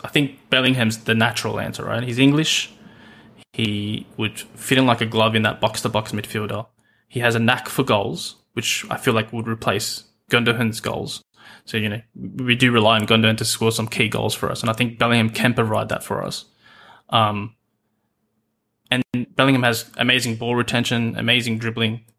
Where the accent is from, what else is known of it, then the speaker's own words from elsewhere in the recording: Australia; accent: Australian, Aussie; the accent you can hear is, uh, Australian